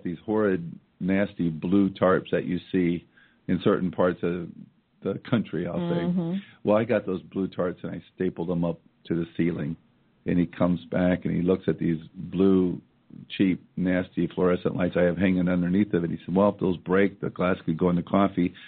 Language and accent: English; Iowa, United States; moved away; my hometown in Iowa